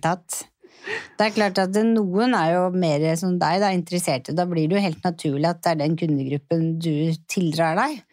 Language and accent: Norwegian; Oslo, Norway; jeg vokste jo opp på Torshov og gikk jo på Lilleborg skole